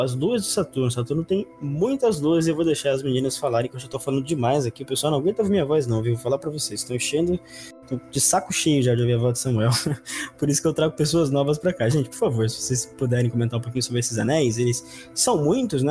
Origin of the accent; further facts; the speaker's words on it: Belém, Pará, Brazil; now in São Paulo, Brazil; Eu nasci em Belém do Pará, que fica muito próximo da, linha do Equador